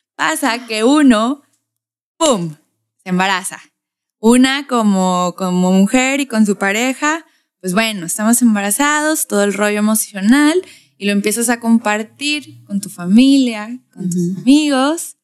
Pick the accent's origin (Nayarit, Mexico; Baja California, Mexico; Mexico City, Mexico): Baja California, Mexico; Tijuana; accent: norteño tijuanense; mi acento norteño tijuanense